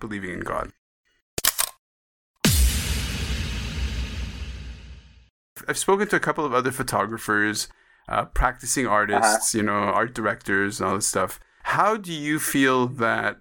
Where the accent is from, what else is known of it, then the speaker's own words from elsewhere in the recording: Montreal, Quebec, Canada; also born or lived in Jerusalem, Israel; I was born in Israel, born in Jerusalem. My parents left when I was okay. 6 months or when I was less than a year old. So they moved to Montreal when I was a baby.